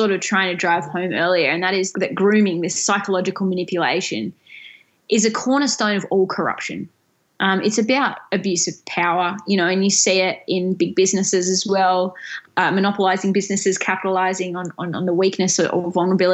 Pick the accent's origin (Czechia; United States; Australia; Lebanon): Australia; Tasmania; the University of Tasmania, which is the only university in my home state